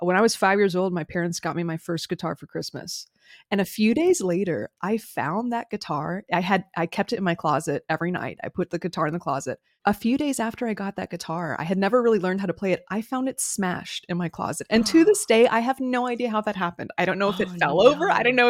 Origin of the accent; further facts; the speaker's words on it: Florida, United States; I grew up in South Florida, there were a lot of trees.